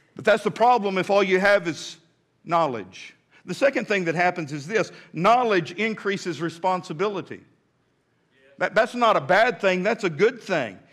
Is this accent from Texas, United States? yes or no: yes; Midland, Texas, United States; now in Fort Smith, United States; when I was a little boy growing up in Midland, Texas